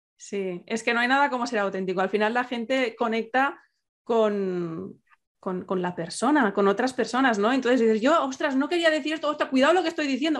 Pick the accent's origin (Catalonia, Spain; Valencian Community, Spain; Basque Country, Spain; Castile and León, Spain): Catalonia, Spain; soy catalana